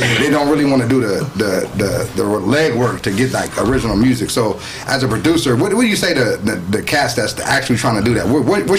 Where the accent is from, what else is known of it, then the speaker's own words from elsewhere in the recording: Gardena, California, United States; I'm from Gardena, if I'm outside LA or outside of California, I'm from Gardena. Like, where's that? It's close to Compton.